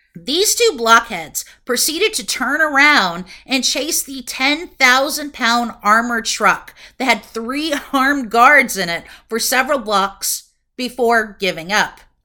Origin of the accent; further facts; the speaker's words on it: Broken Arrow, Oklahoma, United States; I was working in my hometown of Broken Arrow, Oklahoma